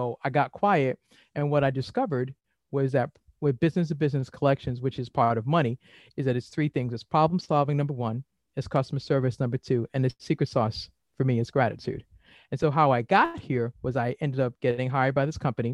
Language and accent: English; Boston, Massachusetts, United States; now in Maryland, United States; I'm originally from Boston